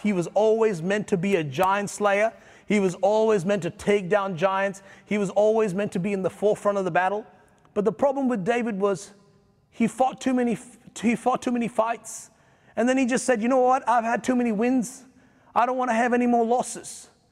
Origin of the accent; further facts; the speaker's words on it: India; now in Australia; I'm a pastor, I'm an Indian